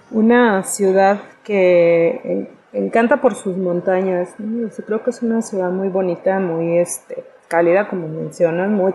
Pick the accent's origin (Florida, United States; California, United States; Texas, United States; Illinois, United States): Texas, United States; El Paso; born there; also born or lived in Monterrey, Mexico; yo nací en El Paso, Texas, eh, con familia alguna familia que vivía en, San Antonio, en el mismo Paso, Texas, en la Ciudad Juárez, en Camargo y esto, ¿no? Pero en algún momento, como te menciono, mis papás este, decidieron, eh, decidieron emigrar a la ciudad de Monterrey